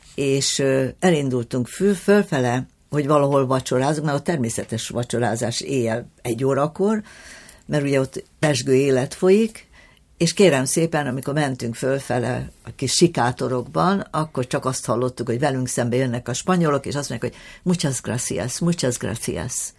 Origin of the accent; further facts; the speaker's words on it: Hungary; mi magyarok vagyunk, és itthon kell csinálni tovább